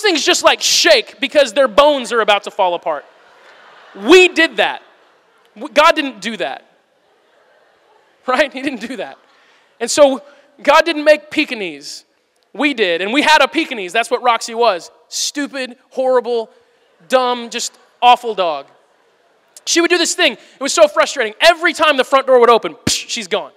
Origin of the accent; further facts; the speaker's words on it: Missouri, United States; my family, we're from Missouri.